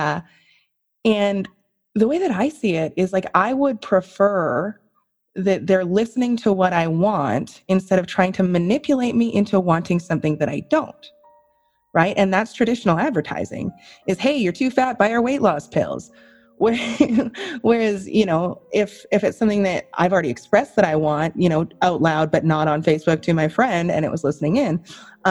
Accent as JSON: {"language": "English", "country": "Canada", "said": "I'm Canadian"}